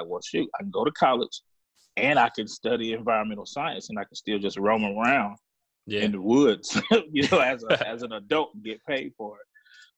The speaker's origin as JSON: {"language": "English", "town": "Hepzibah", "region": "Georgia", "country": "United States", "tie": "born or raised there", "said": "Like I said, man, I grew up in the Southeast, so I'm a country boy. Mm-hmm. I grew up just meandering around my grandparents' house. You know, they lived out in the countryside, this little city or a little town called Hepzibah, Georgia."}